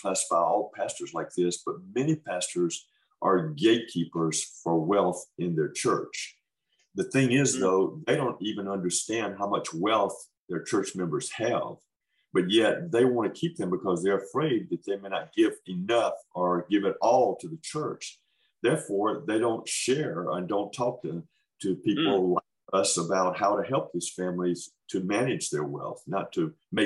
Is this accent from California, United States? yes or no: no; Holmes County, Mississippi, United States; moved away as an adult; also born or lived in West Africa; I was born in Holmes County, Mississippi. So I'm a farm. So I'm a Mississippi farm boy.